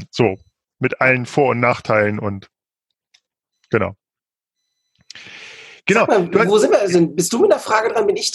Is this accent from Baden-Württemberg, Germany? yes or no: no; Peine, Lower Saxony, Germany; ich bin quasi in der Nähe von äh, zwischen Hannover und Braunschweig in Peine aufgewachsen.